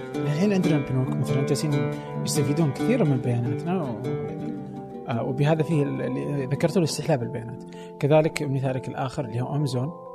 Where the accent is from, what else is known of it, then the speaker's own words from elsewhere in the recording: Saudi Arabia; عندنا في السعودية